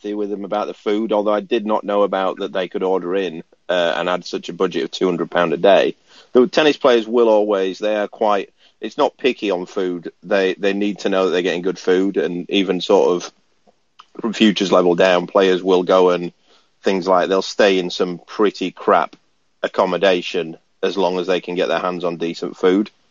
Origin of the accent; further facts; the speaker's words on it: Barnsley, Yorkshire and the Humber, United Kingdom; I'm from Barnsley